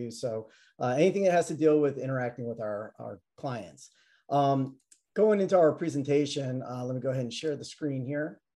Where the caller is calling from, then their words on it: Atlanta, Georgia, United States; Uh, Atlanta, Georgia.